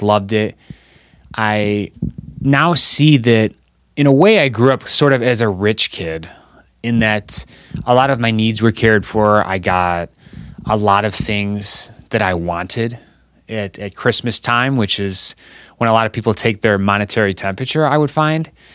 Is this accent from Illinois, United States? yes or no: yes; Chicago, Illinois, United States; I'm still living in Chicago, Illinois. I'm from Chicago, Illinois